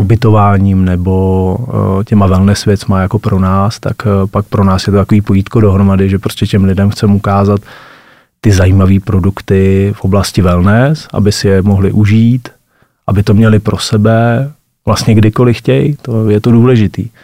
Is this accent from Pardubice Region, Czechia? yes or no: yes; Hlinsko, Pardubice Region, Czechia; my jako vášniví lyžaři a rodáci z Hlinska